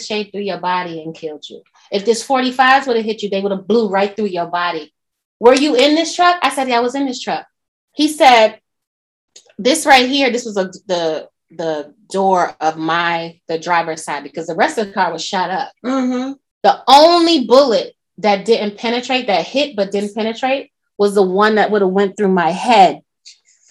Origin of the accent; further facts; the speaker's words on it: New York, United States; now in Atlanta, United States; I'm a New Yorker.